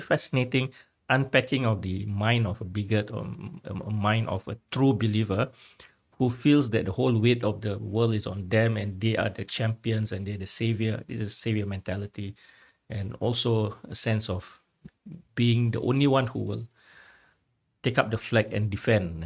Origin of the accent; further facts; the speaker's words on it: Singapore; my Singaporean identity